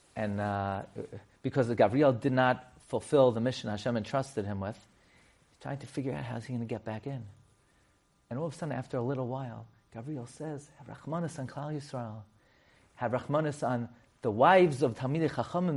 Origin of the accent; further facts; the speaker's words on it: New York City, New York, United States; I grew up on Emmet thirty-first. I would walk to Rav Miller's shul